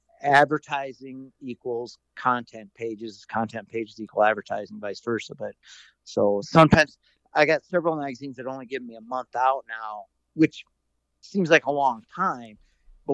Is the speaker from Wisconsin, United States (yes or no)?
no; South Dakota, United States; moved away; growing up in South Dakota, I did a lot of bird hunting. And then since I've moved west